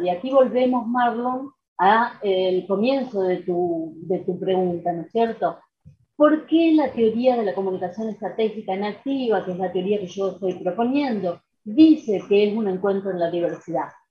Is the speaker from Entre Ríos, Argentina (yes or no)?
no; San Francisco, Córdoba, Argentina; moved away as an adult; now in Rosario, Argentina; yo soy de San Francisco, de Córdoba